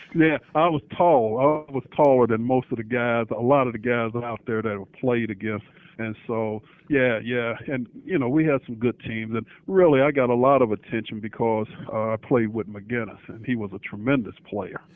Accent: Indianapolis, Indiana, United States; also born or lived in Texas; I grew up here in Indianapolis

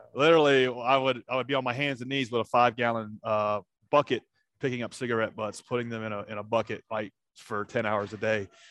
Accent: Nashville, Tennessee, United States; grew up around Nashville, Tennessee

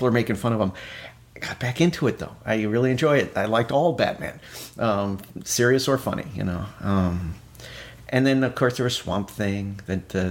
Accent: Arlington, Virginia, United States; moved away as an adult; also born or lived in New York; I grew up in the Arlington, Virginia, the Northern Virginia area, Washington, D.C.

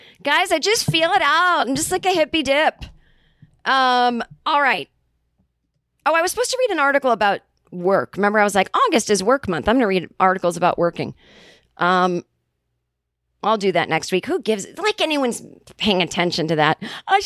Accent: Kentucky, United States; I'm from Kentucky. I grew up with the word toboggan, meaning a knitted hat one would wear in the winter

